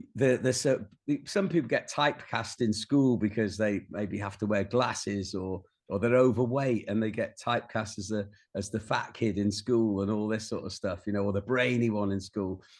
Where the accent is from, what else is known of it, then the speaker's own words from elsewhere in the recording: Rhyl, Wales, United Kingdom; moved away as an adult; also born or lived in London; when I was growing up in North Wales